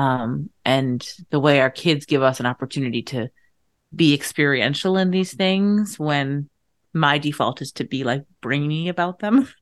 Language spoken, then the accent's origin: English; Irish Riviera, Massachusetts, United States; when I was growing up, I was in this, like, incredibly Irish American town